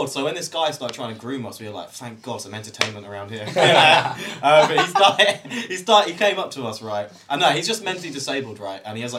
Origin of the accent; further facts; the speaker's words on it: Birmingham, West Midlands, United Kingdom; I'm from Birmingham. And I'm 23.